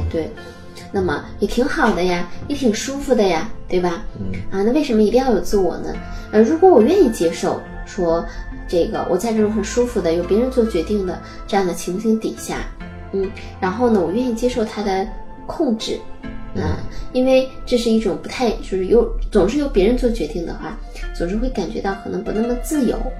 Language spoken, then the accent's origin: Chinese; Northeast China, China; accent: Northeastern (Dongbei) dialect; 我们东北话说